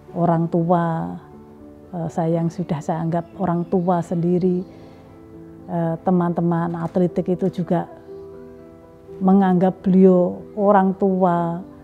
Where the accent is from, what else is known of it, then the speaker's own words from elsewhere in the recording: Pati, Central Java, Indonesia; di daerah saya, di Pati, Jawa Tengah